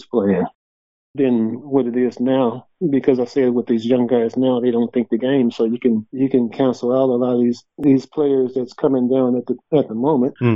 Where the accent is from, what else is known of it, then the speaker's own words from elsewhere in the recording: Richmond, California, United States; now in Kalgoorlie, Australia; I grew up in Richmond, California, which is, it's a rough neighborhood